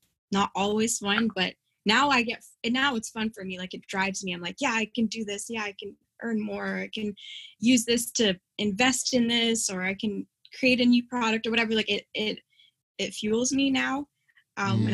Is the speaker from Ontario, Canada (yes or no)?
yes; Windsor, Ontario, Canada; moved away as an adult; also born or lived in Toronto / Grand Rapids, Michigan; we lived on a border city, Windsor, Ontario